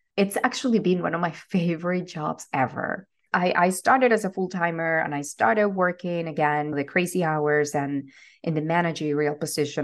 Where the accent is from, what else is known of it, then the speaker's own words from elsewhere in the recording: Venezuela; moved away as an adult; I am originally from Venezuela. I was born and raised there.